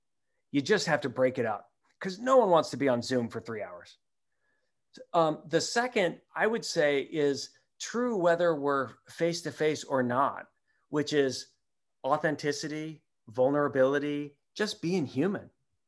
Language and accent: English; Midwest, United States; maybe it's just growing up in the Midwest, but that's just not me.